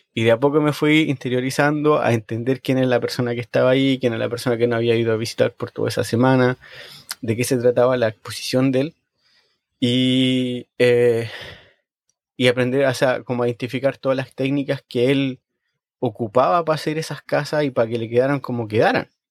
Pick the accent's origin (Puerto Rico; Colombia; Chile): Chile; now in Sweden; cuando yo crecí en Chile